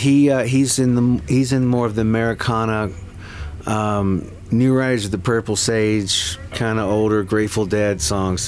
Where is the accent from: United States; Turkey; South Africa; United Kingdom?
United States; Fredericksburg, Virginia; I'm from Fredericksburg, which is 50, 60 miles south of D.C.